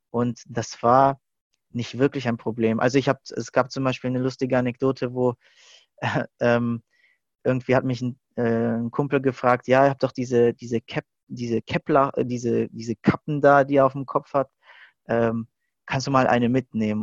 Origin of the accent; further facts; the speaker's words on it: Stuttgart, Baden-Württemberg, Germany; ich hatte eigentlich mein ganzes Leben hier in Stuttgart verbracht, in die Schule gegangen, Ausbildung